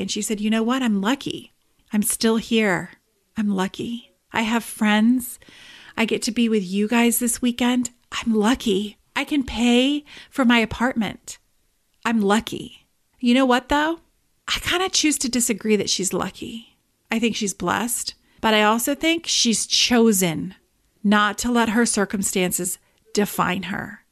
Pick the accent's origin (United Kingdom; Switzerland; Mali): United Kingdom; England; moved away; I am originally from England